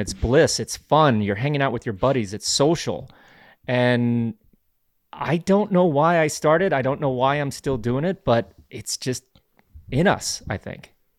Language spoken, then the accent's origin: English; Glenwood Springs, Colorado, United States; I grew up in Glenwood Springs, Colorado